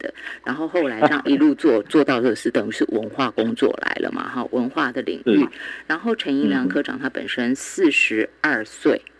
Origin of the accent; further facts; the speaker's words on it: Yilan County, Taiwan; 有关系，只要我们是宜兰人，好。